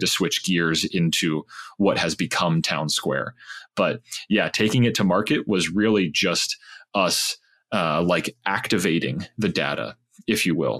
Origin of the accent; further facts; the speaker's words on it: Pittsburgh, Pennsylvania, United States; I grew up in Pittsburgh, Pennsylvania